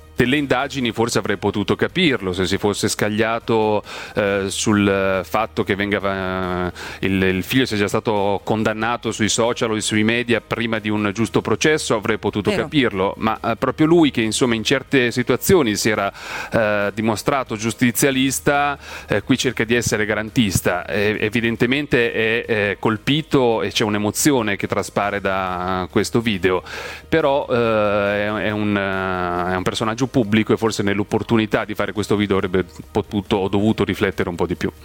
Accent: province of Ferrara, Emilia-Romagna, Italy; moved away as an adult; now in Milan, Italy; Sono nato in provincia di Ferrara, sono cresciuto in un paese de... Eh, vicino a Ferrara, mi sento ferrarese

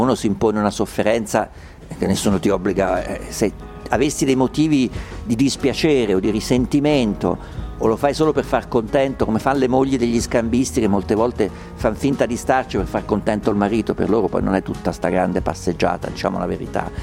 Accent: Umbria, Italy; io sono umbro, da piccolo ho vissuto in una società rurale perché mio padre aveva la campagna

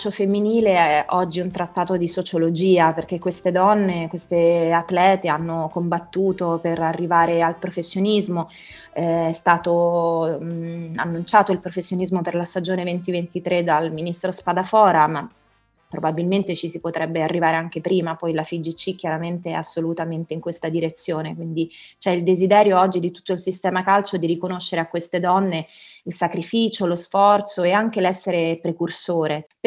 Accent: Rome, Lazio, Italy; born there; Io sono nata a Trastevere, frequentavo appunto la Basilica, gli Scout, facevamo tante cose.

